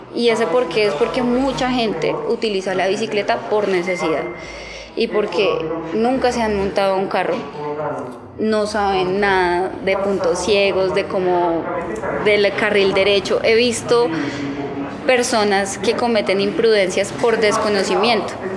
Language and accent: Spanish; Bogotá, Colombia; yo soy una rola en bici